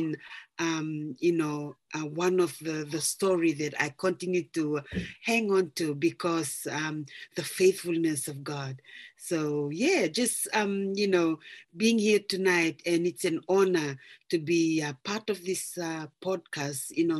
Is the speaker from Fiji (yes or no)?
yes; Fiji; moved away as an adult; now in New Plymouth, New Zealand; I'm originally from Fiji and I've moved over here to New Zealand back in 2005 with my family.